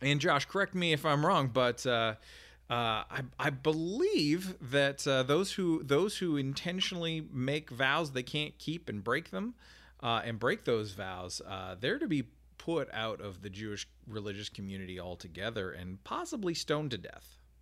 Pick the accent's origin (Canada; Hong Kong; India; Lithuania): Canada; as a Canadian